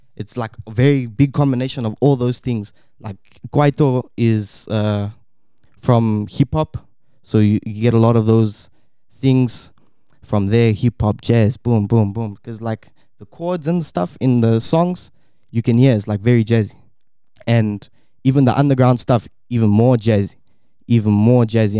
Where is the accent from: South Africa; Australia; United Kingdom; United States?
South Africa; also born or lived in Štip, North Macedonia; I was born here in Stip, Macedonia, and moved to South Africa when I was about two years old